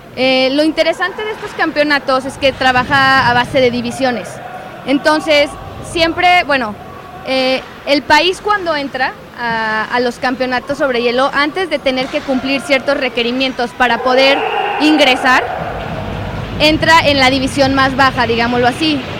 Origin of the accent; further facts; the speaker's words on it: San Luis Potosí, Mexico; Soy de San Luis Potosí